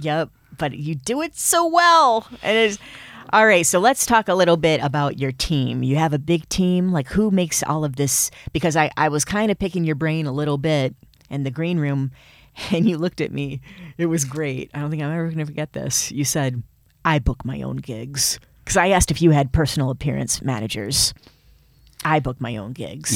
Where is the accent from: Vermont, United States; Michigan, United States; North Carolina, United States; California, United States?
Michigan, United States; accent: Midwest; moved away; also born or lived in New York; I have a, a Midwest accent. It's pretty obvious. I'm, I'm Michigan through and through.